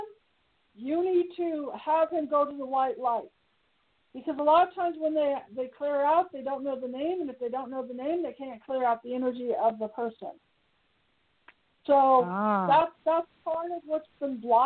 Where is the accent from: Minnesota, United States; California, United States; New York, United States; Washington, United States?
California, United States; Bay Area; now in Reno, United States; I'm in Reno. I grew up in the Bay Area.